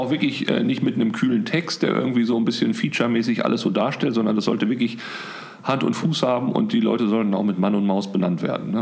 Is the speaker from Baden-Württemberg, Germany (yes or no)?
no; Bochum, North Rhine-Westphalia, Germany; also born or lived in Münster; ich komme eigentlich aus Bochum